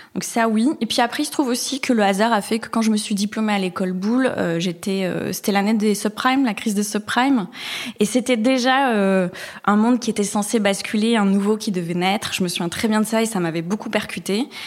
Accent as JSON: {"language": "French", "town": "Bayonne", "region": "Nouvelle-Aquitaine", "country": "France", "tie": "born or raised there", "moved": "yes", "lives_now": "Marseille, France", "said": "je suis originaire et native de la côte atlantique. Je suis née euh, à Bayonne, plus précisément."}